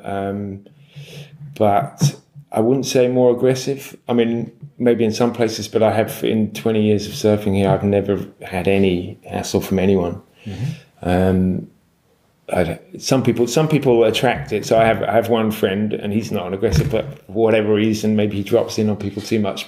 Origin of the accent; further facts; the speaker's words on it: London, United Kingdom; I'm from London, so you know, I didn't grow up by the sea